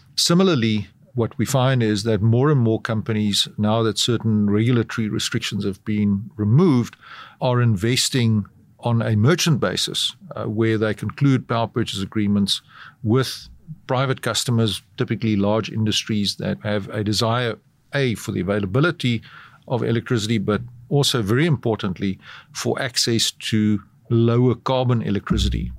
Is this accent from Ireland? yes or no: no; South Africa; as you can probably tell from my accent, I'm from South Africa